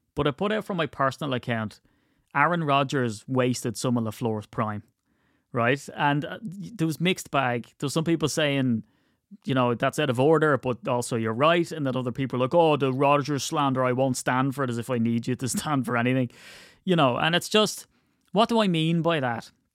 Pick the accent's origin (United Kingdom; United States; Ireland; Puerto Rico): Ireland; I'm Irish